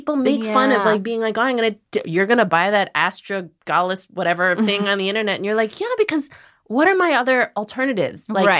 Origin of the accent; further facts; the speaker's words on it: Illinois, United States; I grew up in Illinois.